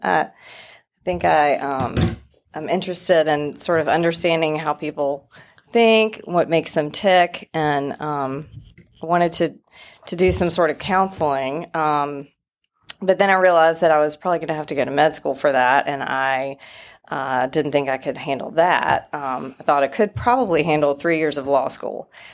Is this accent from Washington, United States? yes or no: no; Wilson, North Carolina, United States; I am from Wilson, North Carolina originally. A little bit of an accent still.